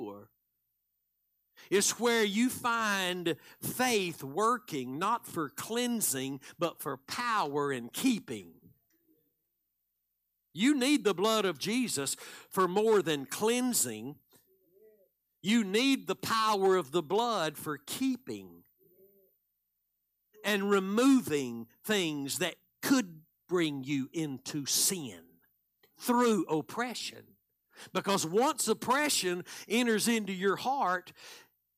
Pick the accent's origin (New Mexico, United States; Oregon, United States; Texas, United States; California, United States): Texas, United States; DeKalb; I'm from DeKalb, Texas